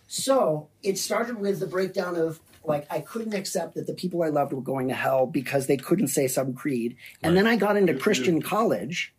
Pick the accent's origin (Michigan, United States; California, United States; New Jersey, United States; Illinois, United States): California, United States; Berkeley; I, I grew up in Berkeley.